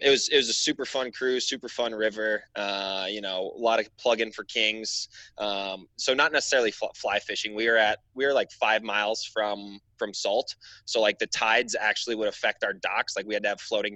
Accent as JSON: {"language": "English", "region": "Wisconsin", "country": "United States", "tie": "born or raised there", "also_born_or_lived": "Alaska", "said": "I grew up in Wisconsin"}